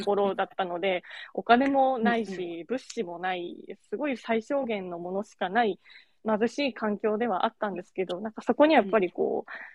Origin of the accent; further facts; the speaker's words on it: Kagoshima, Japan; now in Fukuoka, Japan; 私は鹿児島出身なんですけど